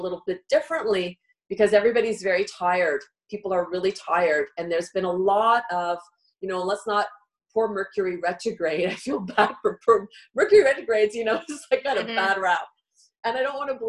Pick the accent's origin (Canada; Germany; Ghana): Canada; we're Canadian